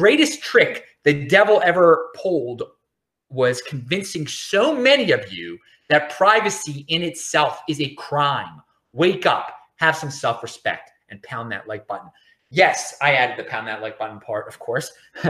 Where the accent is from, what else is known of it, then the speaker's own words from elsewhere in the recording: Baltimore, Maryland, United States; also born or lived in Los Angeles, California, United States; I'm from Baltimore